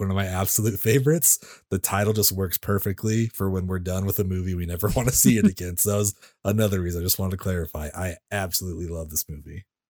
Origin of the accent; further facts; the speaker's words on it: California, United States; I grew up in California